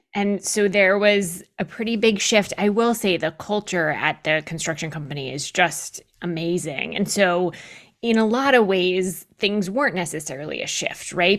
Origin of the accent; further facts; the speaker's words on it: New Hampshire, United States; I grew up in New Hampshire